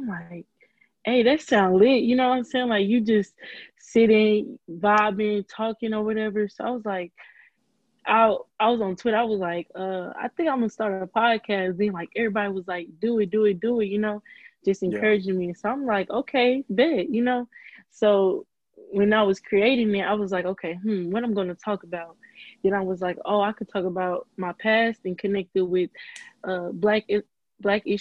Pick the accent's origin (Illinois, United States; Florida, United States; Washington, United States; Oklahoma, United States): Illinois, United States; East St. Louis; I'm from East St. Louis, Illinois